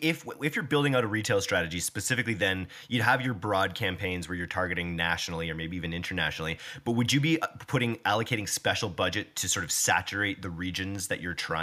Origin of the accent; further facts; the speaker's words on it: Canada; we're so Canadian